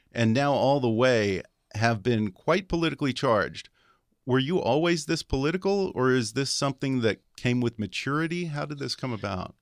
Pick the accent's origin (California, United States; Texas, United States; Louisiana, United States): Texas, United States; I'm from Texas